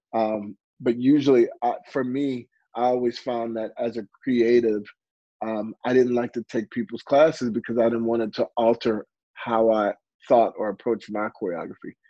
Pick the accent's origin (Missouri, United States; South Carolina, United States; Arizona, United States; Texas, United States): Missouri, United States; St. Louis; I'm originally from St. Louis, Missouri